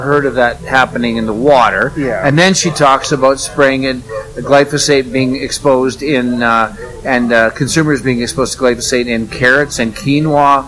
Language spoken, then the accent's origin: English; Red Deer, Alberta, Canada; my hometown area of uh, Red Deer, Alberta